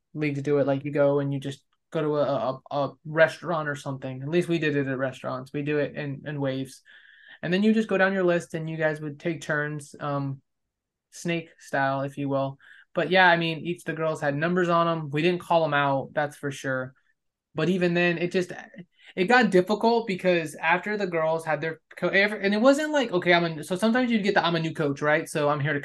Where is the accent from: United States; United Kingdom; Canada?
United States; Southern California; moved away as an adult; now in Texas, United States; we weren't in Los Angeles per se, but like the surrounding cities